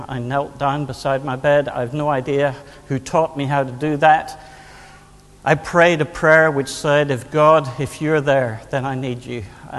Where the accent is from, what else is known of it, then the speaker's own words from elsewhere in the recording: Northern Ireland, United Kingdom; Yes, I'm from Northern Ireland. I'm married to a Scot. We have an English son and an Irish dog